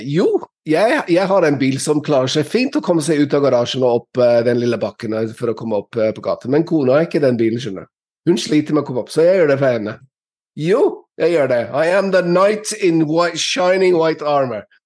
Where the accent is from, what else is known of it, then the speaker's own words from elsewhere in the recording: England, United Kingdom; Norwegian is a second language; now in Norway; før, før, jeg flyttet til Norge fra England, så hadde alle hørt om snømåking